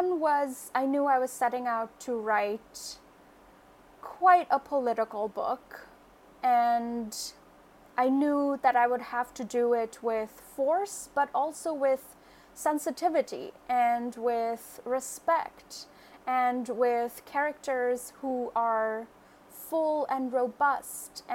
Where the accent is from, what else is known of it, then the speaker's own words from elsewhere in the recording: Kolkata, West Bengal, India; moved away as an adult; now in United States; I grew up in Kolkata, which is a really big city in India